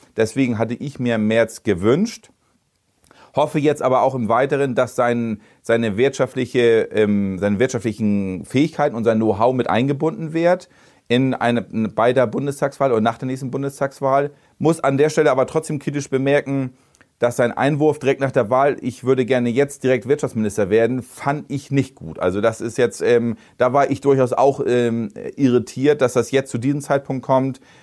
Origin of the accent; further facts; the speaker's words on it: Bredstedt, Schleswig-Holstein, Germany; Ich kenne die Stadt, ich bin in Bredsche groß geworden